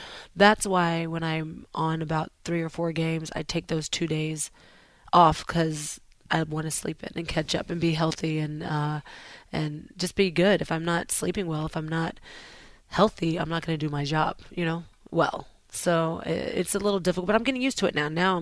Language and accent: English; the South, United States; I'm from the South.